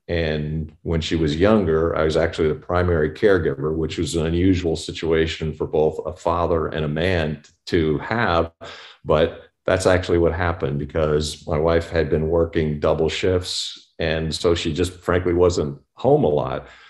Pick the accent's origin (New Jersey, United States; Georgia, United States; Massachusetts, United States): New Jersey, United States; Newark; moved away; also born or lived in Compton, California; I was actually from Newark, New Jersey